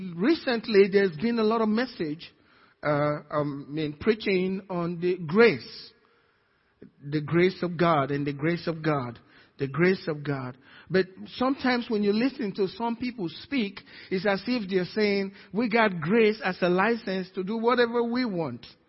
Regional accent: Nigeria; now in Cypress, United States; I'm Nigerian, American Nigerian

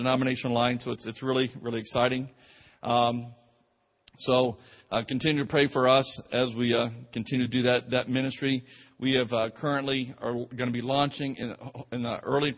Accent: Clearwater, Florida, United States; also born or lived in Nigeria / Tampa Bay, Florida; we went together in high school together and over in Clearwater, Florida

